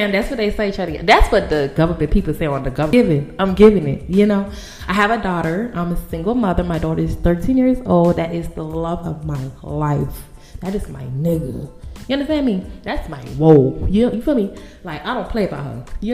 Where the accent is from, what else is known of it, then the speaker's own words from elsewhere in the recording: Bahamas; moved away; I am from the Bahamas